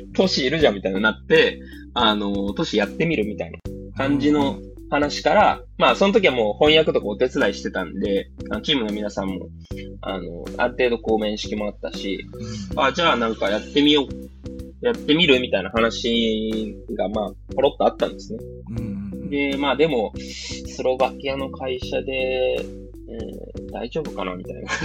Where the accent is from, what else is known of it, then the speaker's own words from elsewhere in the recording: Kitakyushu, Fukuoka, Japan; also born or lived in Netherlands; now in Kasuga, Japan; 地元が北九州で